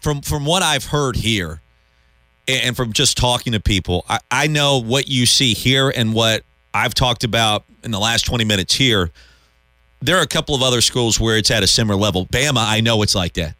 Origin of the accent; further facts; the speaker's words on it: Columbia, South Carolina, United States; moved away; I grew up in Columbia, went to high school in Columbia, lived in Columbia for like 17 or 18 years